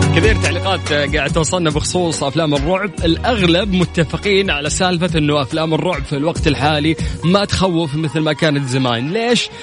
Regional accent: Saudi Arabia; عندنا في السعوديه

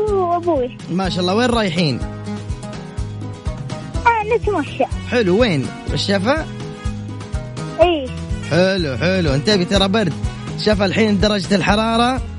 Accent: Taif, Makkah Province, Saudi Arabia; من الطايف

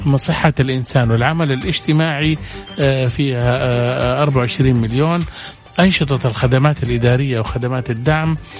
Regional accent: Saudi Arabia; عندنا في السعودية

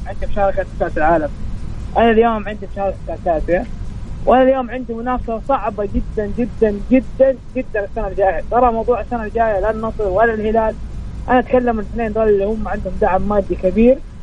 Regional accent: Saudi Arabia; وانا كسعودي

